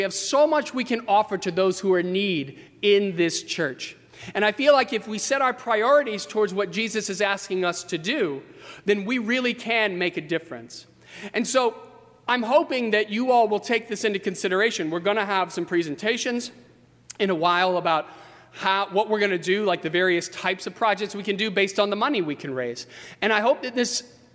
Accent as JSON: {"language": "English", "town": "Fredericksburg", "region": "Virginia", "country": "United States", "tie": "born or raised there", "moved": "yes", "lives_now": "Arlington Heights, United States", "said": "my hometown in Fredericksburg, Virginia."}